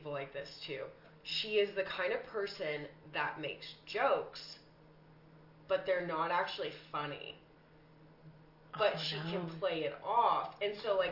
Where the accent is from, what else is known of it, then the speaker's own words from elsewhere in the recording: the South, United States; I'm from the South